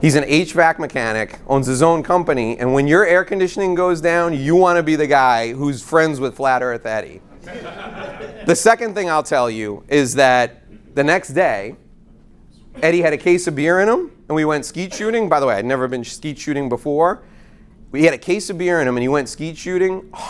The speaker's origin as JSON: {"language": "English", "region": "New York", "country": "United States", "said": "I'm from New York"}